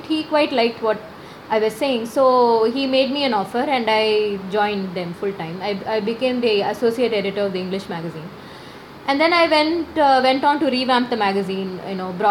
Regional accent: Chennai, Tamil Nadu, India; I'm a Malayali, but I was born and brought up in Chennai

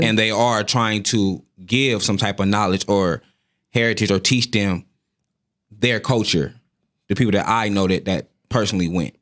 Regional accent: United States; I'm from America

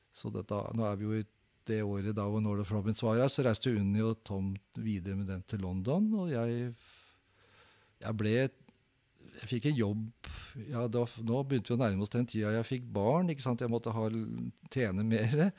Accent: Oslo, Norway; jeg vokste opp like ved Kampens Park

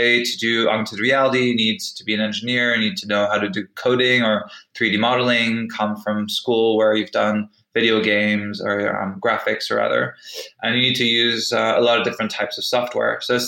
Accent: United Kingdom; also born or lived in France / United States; On the personal side, I'm British and French, but I actually spent half my life in the US, where I started my career.

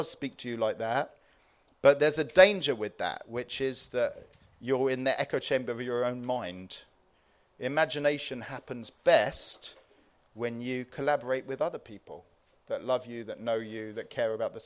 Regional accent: Cyprus; I came from Cyprus. That was my part of the world

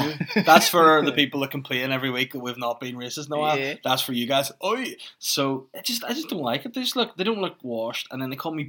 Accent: China; But Chinese is more, he's softer and quicker. I'm from China.

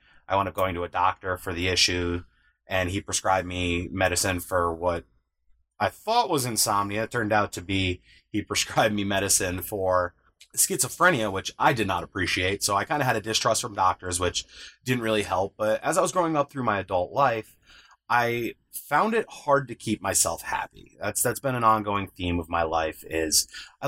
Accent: upstate New York, United States; I'm 33 years old from upstate New York.

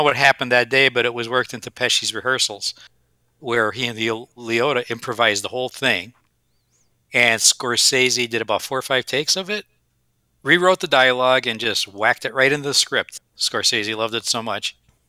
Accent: Dunmore, Pennsylvania, United States; I was from Franklin, just a couple blocks away.

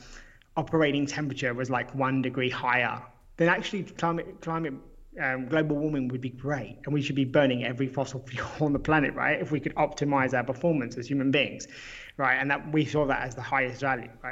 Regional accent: United Kingdom; I'm British

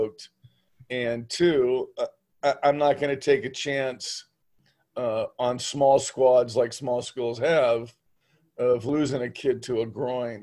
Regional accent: San Juan Capistrano, California, United States; moved away as an adult; also born or lived in Orange County; now in Gold Beach, United States; I was born and raised in the San Juan Dana Point area

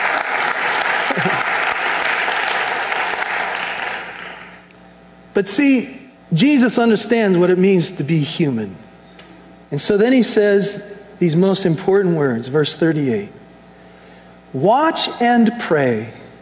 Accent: United States; us as American Christians

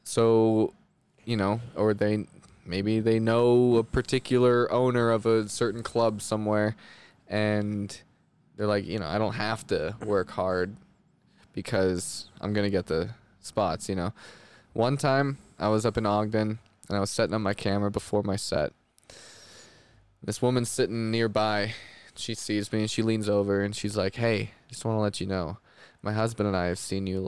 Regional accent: Winnipeg, Manitoba, Canada; also born or lived in Los Angeles; now in Utah, United States; I'm from Canada, so I'm from Winnipeg, which is like dead center of Canada.

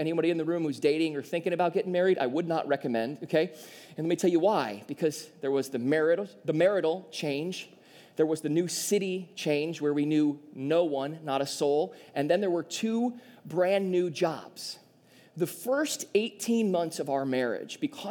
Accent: southeast Michigan, United States; me and Caitlin grew up in a very small town in southeast Michigan

